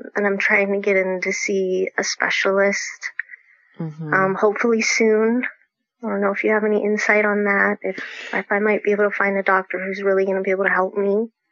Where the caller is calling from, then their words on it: Folsom, California, United States; I'm calling in from Folsom, California